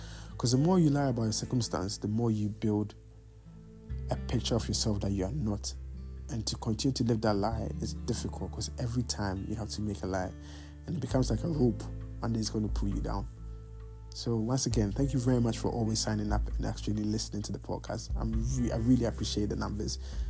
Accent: Bologna, Emilia-Romagna, Italy; English is a second language; moved away as an adult; now in United Kingdom; Because bear in mind, I come from Bologna, and the only place that black people work are cleaning and pushing trolleys.

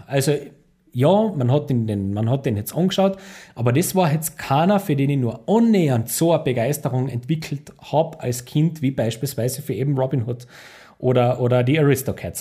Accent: Austria; ich als Österreicher

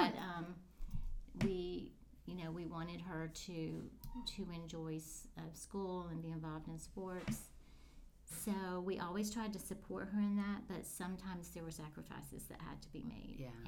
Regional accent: the Florida Panhandle, United States; I am a native Floridian. I was born in the Panhandle. Okay. I grew up in the Panhandle.

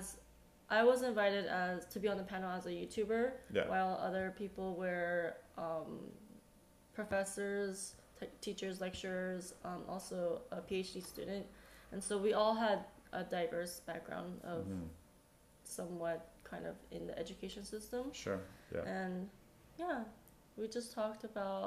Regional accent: United States; moved away as an adult; now in South Korea; growing up Asian American in the States

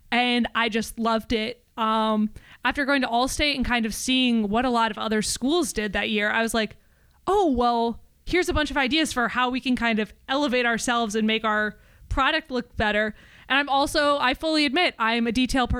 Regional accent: DeWitt, Iowa, United States; I am from DeWitt, Iowa. So it's about 20 minutes north of the Quad Cities

